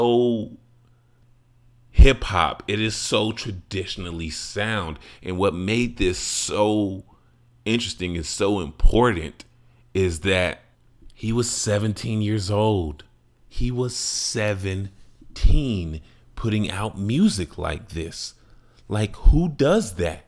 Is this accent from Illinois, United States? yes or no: yes; Chicago, Illinois, United States; my life growing up in Chicago